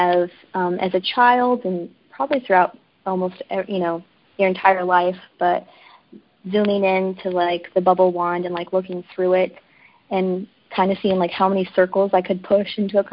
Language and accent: English; Arkansas, United States; now in New York, United States; I am originally from Arkansas